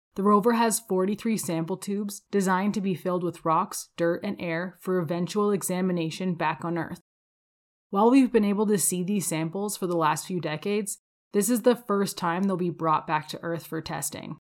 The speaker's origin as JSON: {"language": "English", "town": "Windsor", "region": "Ontario", "country": "Canada", "tie": "born or raised there", "moved": "yes", "lives_now": "Calgary, Canada", "said": "I grew up outside of Windsor, Ontario"}